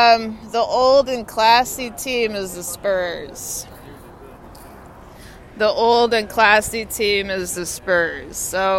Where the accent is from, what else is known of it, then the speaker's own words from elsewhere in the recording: Austin, Texas, United States; now in Washington, D.C., United States; My hometown is Austin, Texas.